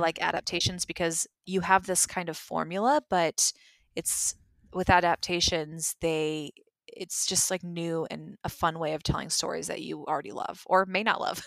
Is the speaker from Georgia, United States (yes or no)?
yes; Georgia, United States; went to school in Georgia